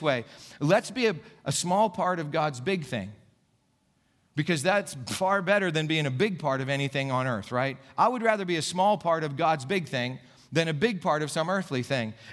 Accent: Gipsy, Pennsylvania, United States; now in Saxonburg, United States; when I was a little kid growing up in Gypsy, Pennsylvania

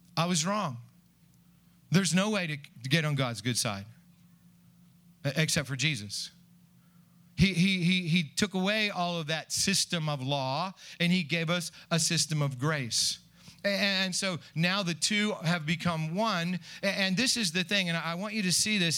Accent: United States; I'm an American

